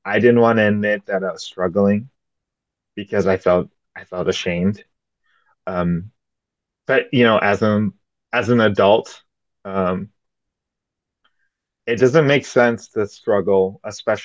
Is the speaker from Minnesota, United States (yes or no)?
yes; West St. Paul, Minnesota, United States; I'm from West St. Paul, Minnesota